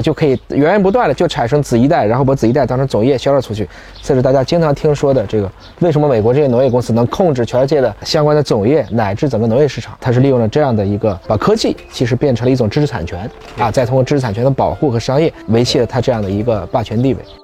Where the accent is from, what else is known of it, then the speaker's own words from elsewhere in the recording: China; 作为中国人